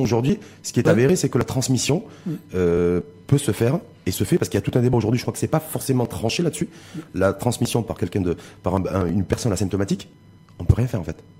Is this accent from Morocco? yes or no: yes; Morocco; chez nous, au Maroc